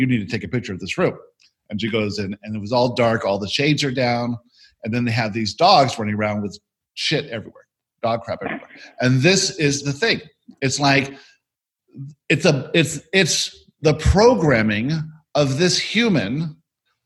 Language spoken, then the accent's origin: English; Florida, United States; we grew up in Florida